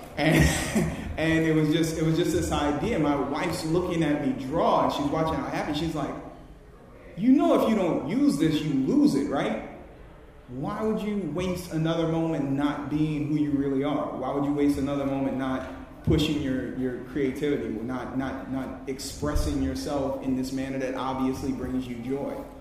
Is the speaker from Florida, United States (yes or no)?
no; New Orleans, Louisiana, United States; moved away as an adult; now in New York, United States; I'm originally from New Orleans. I went through Hurricane Katrina